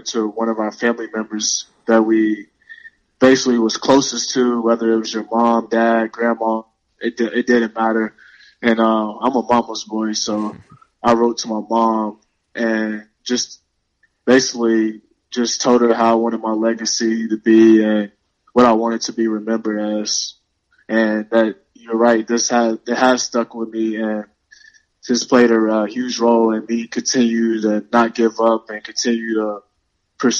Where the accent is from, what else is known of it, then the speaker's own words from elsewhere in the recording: Louisville, Kentucky, United States; moved away as an adult; now in Seattle, United States; I'm from Louisville, Kentucky